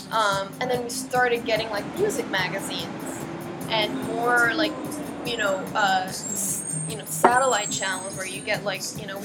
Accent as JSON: {"language": "English", "country": "Kuwait", "tie": "born or raised there", "also_born_or_lived": "Cairo, Egypt", "said": "No, I grew up in Kuwait, which is where um, which is a tiny little country in the Gulf. Um, my dad, my parents worked there, so I, I grew up there. You know, lived there for 16 years"}